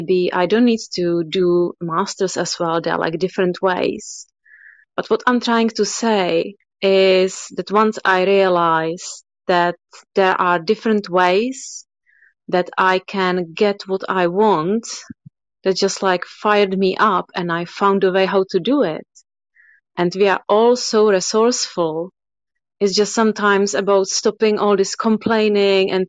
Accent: Czechia; moved away as an adult; now in London, United Kingdom; I'm originally from Czech Republic, and I've been living in London for past 12 years.

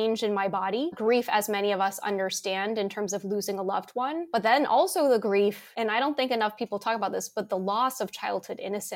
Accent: Bethesda, Maryland, United States; also born or lived in Washington, District of Columbia, United States; Born and raised in the US, born in Washington, DC, raised in Bethesda, Maryland

